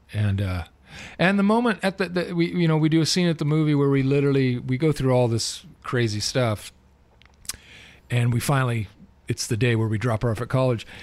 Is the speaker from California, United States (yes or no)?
yes; Southern California, United States; I'm a legit born and raised in Southern California